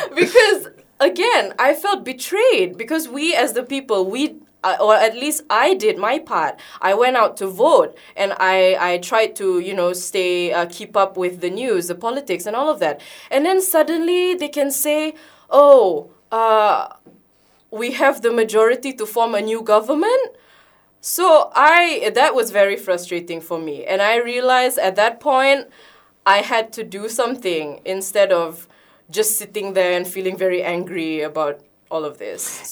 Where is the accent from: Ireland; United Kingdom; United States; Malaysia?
Malaysia; I, as a Malaysian